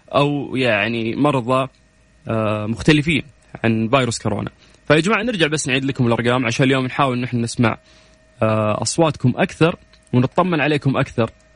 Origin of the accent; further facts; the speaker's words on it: Riyadh, Riyadh Province, Saudi Arabia; moved away; انا من مواليد ونشأة الرياض